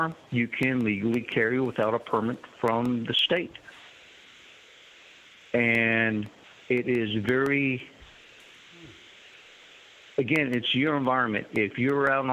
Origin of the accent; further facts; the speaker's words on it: Texas, United States; also born or lived in Kentucky / Baghdad, Iraq; now in North Carolina, United States; I grew up in Texas